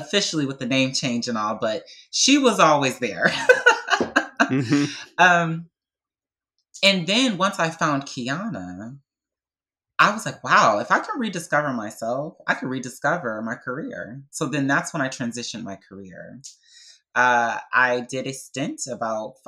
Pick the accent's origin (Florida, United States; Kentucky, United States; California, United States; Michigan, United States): Michigan, United States; Detroit; Growing up in Detroit, Michigan, as a, you know, Black, young, gay boy